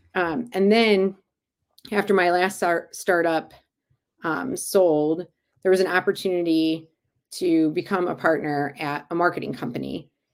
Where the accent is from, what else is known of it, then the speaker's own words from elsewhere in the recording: Cleveland, Ohio, United States; back in my hometown of Cleveland